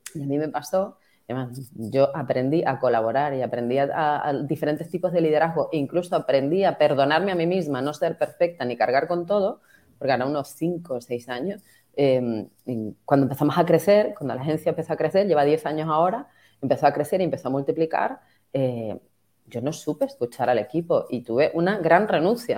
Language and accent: Spanish; Tenerife, Canary Islands, Spain; yo soy de Tenerife y yo vivo en primera persona el impacto